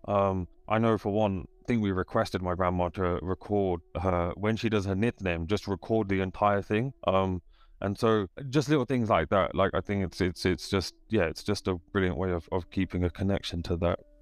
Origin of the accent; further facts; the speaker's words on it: United Kingdom; dad was born in Kenya and then came over in the seventies with, uh, my grandma, and then, uh, we're all born here